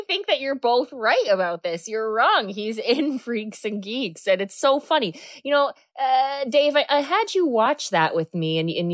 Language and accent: English; Cape Cod, Massachusetts, United States; I grew up on the Cape.